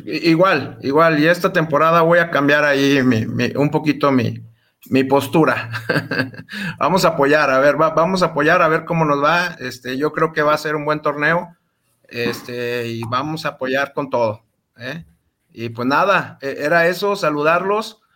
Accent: Aguascalientes, Mexico; yo soy de Aguascalientes

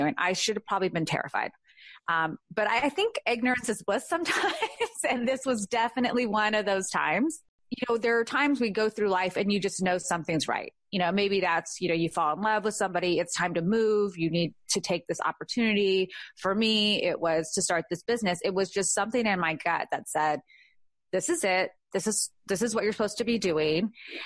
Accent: California, United States; now in Georgia, United States; I needed to go home, which was California. So I went home for a year. I had the most amazing job. I was back in my hometown

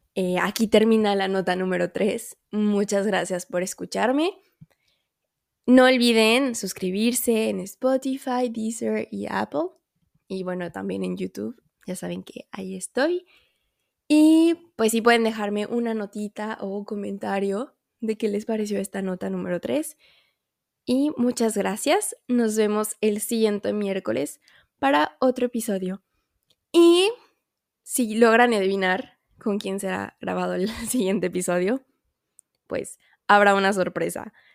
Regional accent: Mexico; moved away; yo soy mexicana

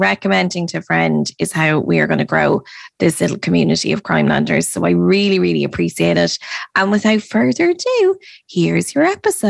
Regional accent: Ireland; we're Irish.

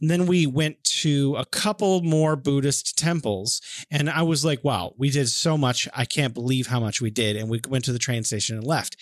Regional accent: California, United States; moved away; I'm from California

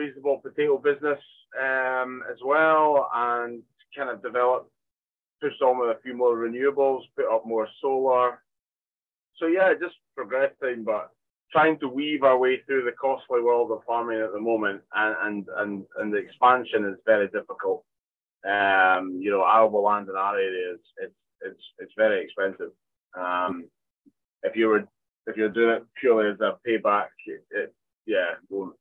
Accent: Arbroath, Scotland, United Kingdom; in Arbroath

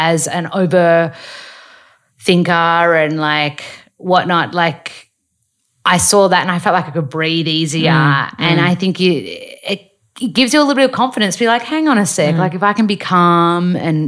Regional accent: Australia; moved away; as an Australian woman

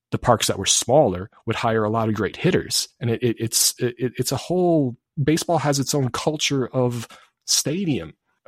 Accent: Wisconsin, United States; I grew up in Wisconsin

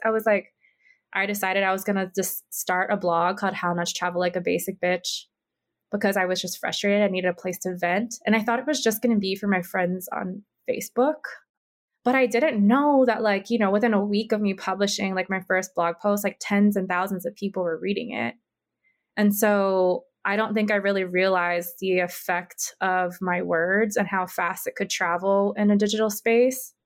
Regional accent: Big Island of Hawaii, United States; also born or lived in Oahu, Hawaii; I was raised on the Big Island of Hawaii or Hawaii Island

